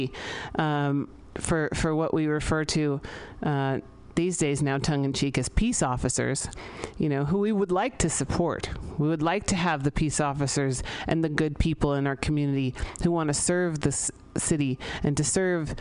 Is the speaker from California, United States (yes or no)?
yes; San Francisco, California, United States; I grew up here in San Francisco